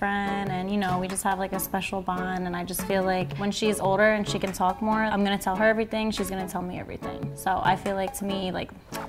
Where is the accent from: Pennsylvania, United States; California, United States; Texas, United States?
Pennsylvania, United States; Philadelphia; I'm 27 years old, and I'm from Philadelphia.